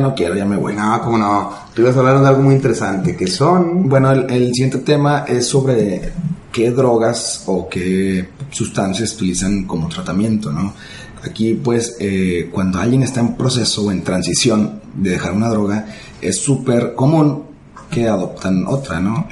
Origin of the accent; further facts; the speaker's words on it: Ciudad Juárez, Chihuahua, Mexico; En mi ciudad natal, en Ciudad Juárez